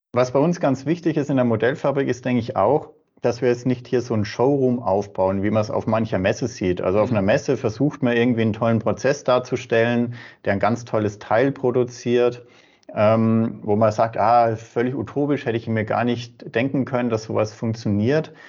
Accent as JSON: {"language": "German", "town": "Würzburg", "region": "Bavaria", "country": "Germany", "said": "bin ein Franke, komme aus Würzburg und arbeite auch in Würzburg"}